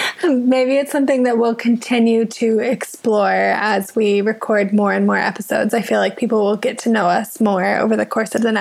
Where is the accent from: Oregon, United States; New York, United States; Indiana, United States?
Indiana, United States; Southern; moved away as an adult; now in London, United Kingdom; I'm such a bad farm girl. Like, I'm from Southern Indiana